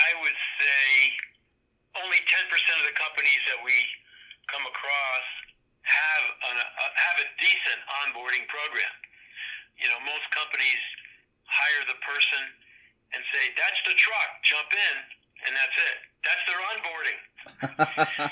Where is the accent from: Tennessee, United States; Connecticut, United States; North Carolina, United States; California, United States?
Connecticut, United States; I'm from Connecticut. I've lived here most all my life